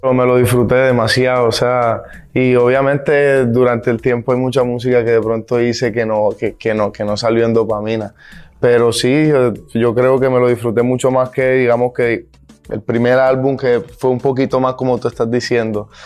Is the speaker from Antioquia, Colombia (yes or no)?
no; Montería, Córdoba, Colombia; representando a Montería, que es de donde vengo, la ciudad donde yo vengo